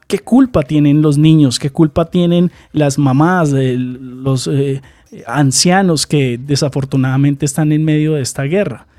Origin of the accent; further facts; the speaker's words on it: Colombia; aquí en Colombia